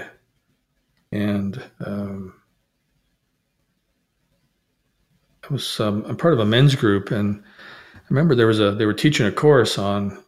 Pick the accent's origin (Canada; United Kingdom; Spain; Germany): Canada; also born or lived in Middle East; I'm Canadian